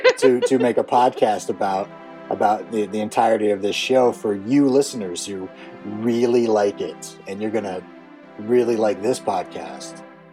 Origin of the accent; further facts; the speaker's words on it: Pocatello, Idaho, United States; I'm from Pocatello, Idaho.